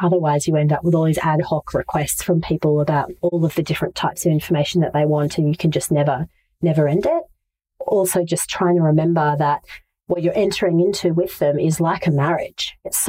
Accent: Brisbane, Queensland, Australia; I'm originally from Brisbane, or one of the many places I've lived is Brisbane.

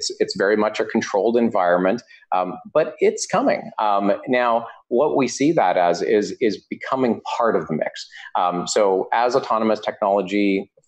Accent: Vancouver, British Columbia, Canada; I'm from Vancouver, so I've lived in Vancouver for over 15 years

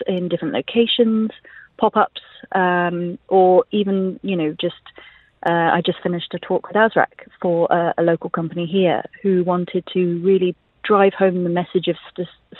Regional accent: Jeddah, Makkah Province, Saudi Arabia; now in United Arab Emirates; I grew up in Jeddah

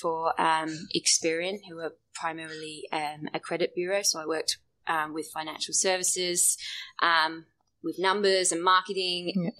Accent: England, United Kingdom; moved away as an adult; now in Australia; So I'm from England, firstly. A lot of people are surprised by that when I tell them. Apparently, I don't sound that English anymore. I started CrossFit when I moved to Australia.

